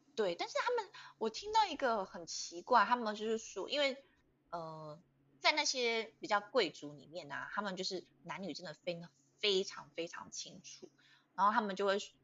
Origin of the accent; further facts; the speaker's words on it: Taiwan; 我们我们台湾人当然会反抗啊